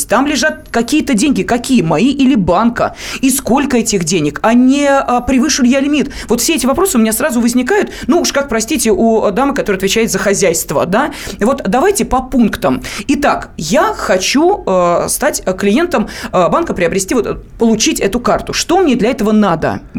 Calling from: Moscow, Russia; я звоню из Москвы.

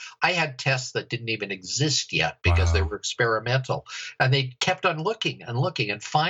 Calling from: Edmonton, Alberta, Canada; I'm calling from Edmonton, Alberta, Canada. We're way up in the North Country, 5 hours due north of Montana, way up in God's country.

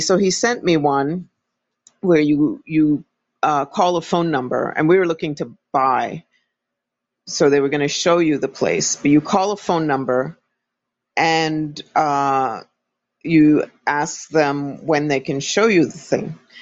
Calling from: Florida, United States; I'm calling from Florida.

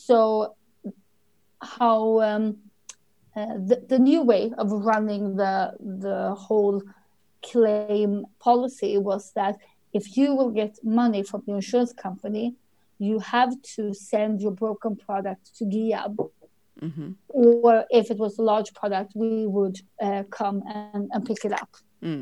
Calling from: near Malmö, Skåne, Sweden; I'm calling from Sweden, from the very south part of Sweden, close to Malmö.

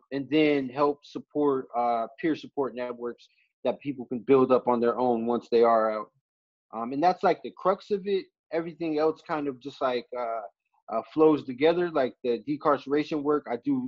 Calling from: Hartford, Connecticut, United States; also born or lived in Pittsburgh; I'm calling right now from Hartford, Connecticut.

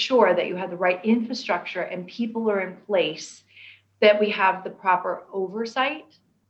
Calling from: London, United Kingdom; And you're right, you would never know that I'm dialing in from London.

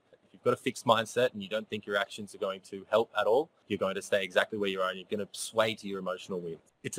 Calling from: Noosa, Queensland, Australia; I'm calling from Noosa. So it's in the Sunshine Coast here in Queensland, Australia.

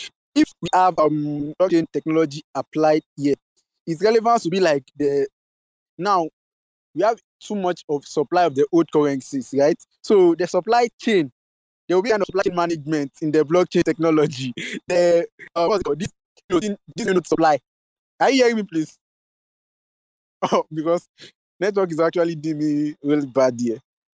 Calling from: Ogun State, Nigeria; I'm speaking from Federal University of Agriculture in Ogun State. That's what I'm speaking from.

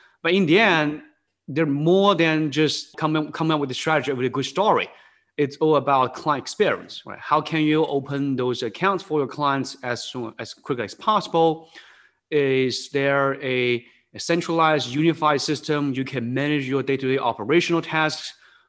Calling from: Newtown Square, Pennsylvania, United States; I'm working from home on the East Coast. It's the suburb of Philadelphia. It's a town called Newtown Square, kind of 20 minutes, 30 minutes west of Philadelphia.

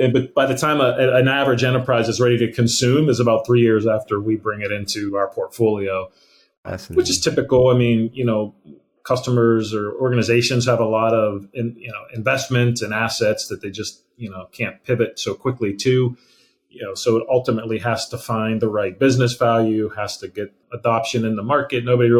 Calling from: Pittsburgh, Pennsylvania, United States; So I am in Pittsburgh, Pennsylvania.

